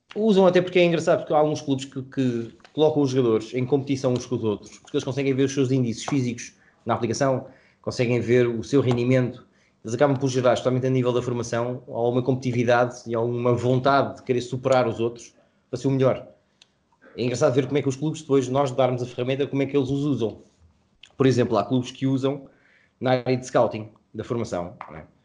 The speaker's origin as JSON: {"language": "Portuguese", "country": "Portugal", "said": "somos portugueses"}